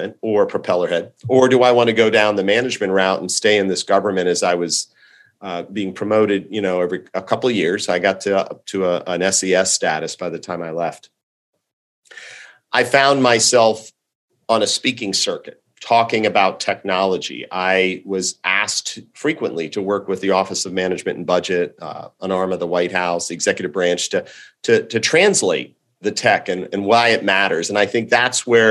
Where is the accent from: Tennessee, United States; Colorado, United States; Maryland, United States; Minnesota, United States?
Maryland, United States; Montgomery County; also born or lived in Washington, D.C.; I'm a Washingtonian native. I grew up in the Washington, D.C. area in the suburbs of Maryland, Montgomery County